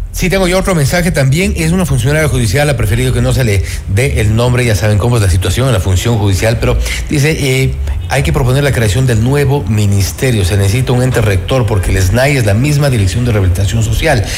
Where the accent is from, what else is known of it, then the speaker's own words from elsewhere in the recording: Ecuador; los ecuatorianos asumamos la responsabilidad